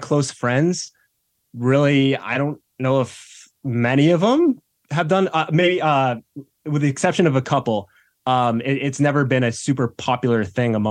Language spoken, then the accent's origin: English; Boston suburbs, Massachusetts, United States; I grew up in the Boston suburbs.